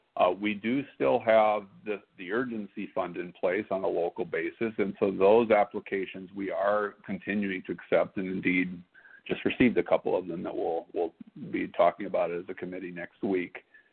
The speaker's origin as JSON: {"language": "English", "town": "Pasadena", "region": "California", "country": "United States", "tie": "born or raised there", "also_born_or_lived": "Minnesota", "moved": "as an adult", "lives_now": "Austin, Minnesota, United States", "said": "I grew up in Los Angeles. So mostly in Pasadena, California, through public schools the entire time. I graduated from John Muir High School in Pasadena. I then graduated college and law school from UCLA"}